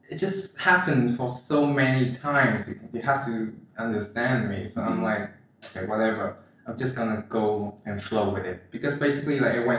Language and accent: English; Vietnam; I'm Vietnamese for sure. I have a passport, right? I live here for my entire life.